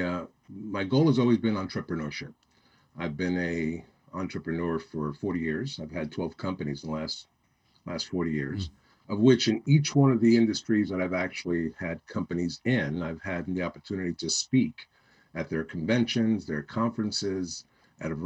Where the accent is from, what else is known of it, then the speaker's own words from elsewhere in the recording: New York City, New York, United States; moved away; also born or lived in Miami; I grew up in New York City, born and raised there